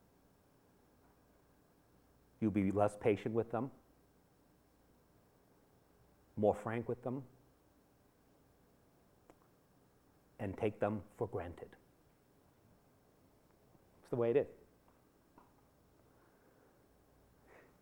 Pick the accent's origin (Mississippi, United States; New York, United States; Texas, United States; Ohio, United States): New York, United States; New York City; moved away; I am a native New Yorker. I was born in Manhattan General, went to high school and college in New York